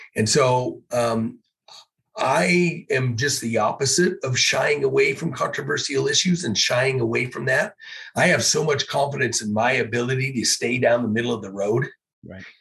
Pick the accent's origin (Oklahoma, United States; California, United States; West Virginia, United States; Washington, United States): Washington, United States; Issaquah; Growing up in Issaquah, I always liked the east side